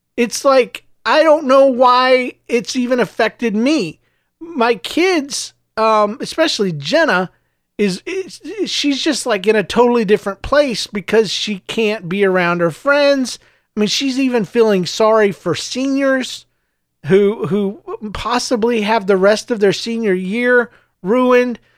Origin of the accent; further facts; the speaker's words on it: the South, United States; also born or lived in Saint Louis; now in St. Louis, United States; I was raised in the South and I was raised in a smaller town, s, a couple of smaller towns, actually